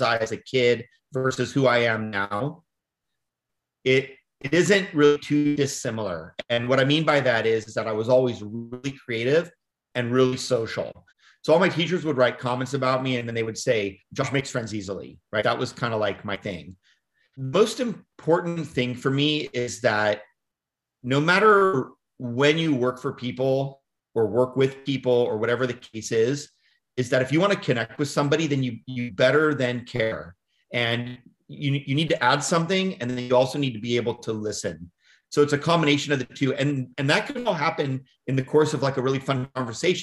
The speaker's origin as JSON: {"language": "English", "town": "Woodland", "region": "California", "country": "United States", "tie": "born or raised there", "said": "I grew up in Northern California, and then my hometown is called Woodland, California. It's near the Davis, Sacramento area"}